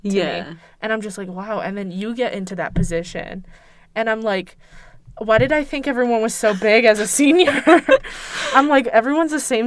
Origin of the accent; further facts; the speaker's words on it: East Coast, United States; I grew up on the East Coast